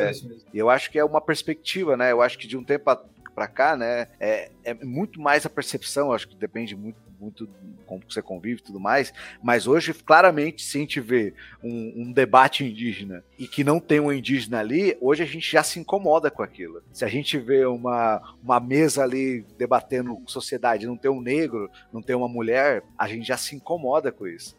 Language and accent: Portuguese; Brazil; nós como brasileiros